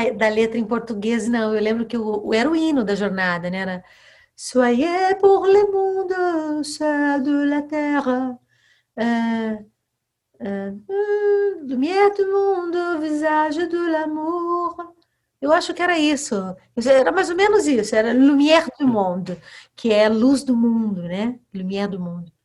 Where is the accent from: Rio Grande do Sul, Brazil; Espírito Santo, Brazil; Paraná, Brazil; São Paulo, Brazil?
Paraná, Brazil; quando um irmão do meu pai vinha da Bahia para morar com a gente no Paraná, era no meu quarto que esse tio parava